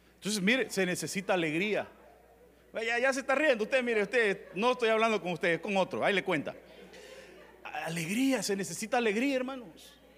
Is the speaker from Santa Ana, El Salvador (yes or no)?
no; Tepecoyo, La Libertad, El Salvador; yo vengo de un pueblo que es en agua, se llama Tepecoyo